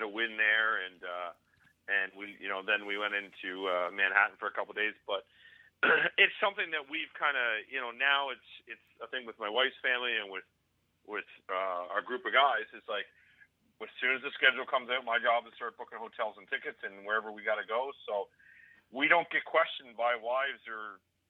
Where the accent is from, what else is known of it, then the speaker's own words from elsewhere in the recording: Canada; as a Canadian